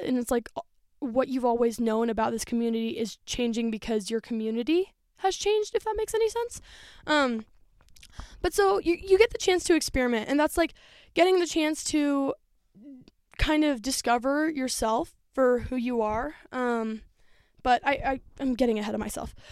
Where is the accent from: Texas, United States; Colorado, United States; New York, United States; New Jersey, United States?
Colorado, United States; Denver; moved away as an adult; I was born in Denver, so I'm very close, like, the place that I was raised for the first three years of my life